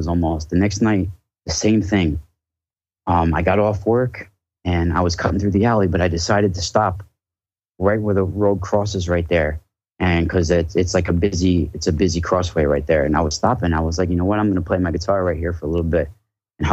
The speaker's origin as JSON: {"language": "English", "area": "Rockland County, Hudson Valley", "region": "New York", "country": "United States", "tie": "born or raised there", "said": "I grew up in Rockland. It's right on the Hudson River there. But I live about 20 minutes north of there now"}